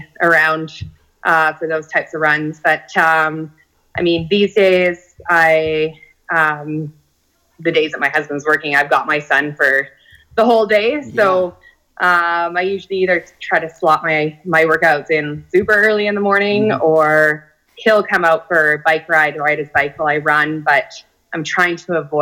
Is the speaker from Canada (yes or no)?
yes; Kelowna, British Columbia, Canada; now in Penticton, Canada; I was born and raised in Kelowna, and then we moved to Penticton 15 years ago.